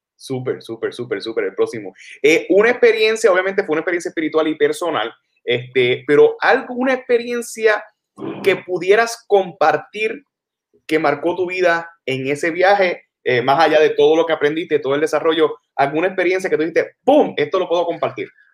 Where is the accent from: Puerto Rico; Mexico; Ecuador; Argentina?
Puerto Rico; San Germán; yo San Germán